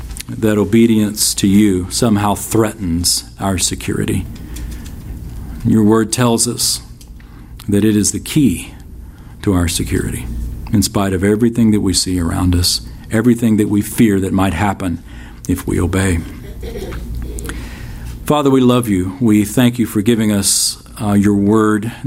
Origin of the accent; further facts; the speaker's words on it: United States; American Christians living here